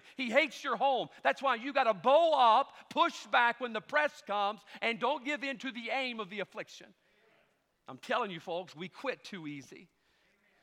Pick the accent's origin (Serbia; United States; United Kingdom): United States; That's how we grew up in America